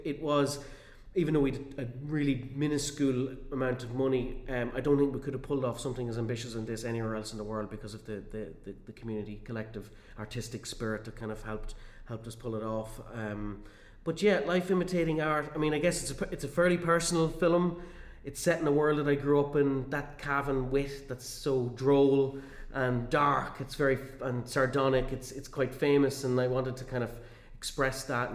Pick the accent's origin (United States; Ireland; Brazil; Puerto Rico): Ireland; Cavan, Ulster; my hometown, in my home county